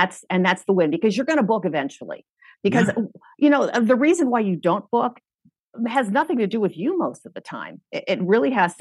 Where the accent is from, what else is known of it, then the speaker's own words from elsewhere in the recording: Los Angeles, California, United States; I'm from